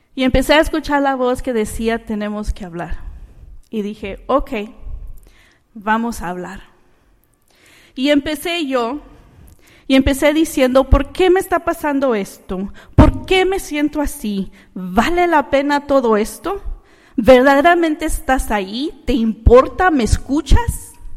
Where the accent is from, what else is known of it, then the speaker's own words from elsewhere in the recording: Managua, Nicaragua; now in United States; yo no nací aquí en los Estados Unidos, yo nací en Managua, Nicaragua